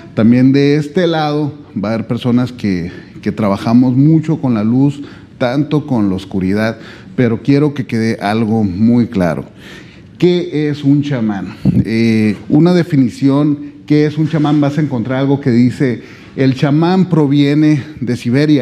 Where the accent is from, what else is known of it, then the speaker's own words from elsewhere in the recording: Mexico; yo vengo desde México